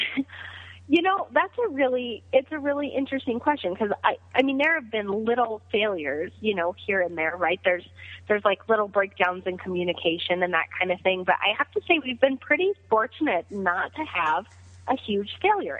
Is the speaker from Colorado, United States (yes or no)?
yes; Greeley, Colorado, United States; serving at a small pizza restaurant called Roma's in Greeley, my hometown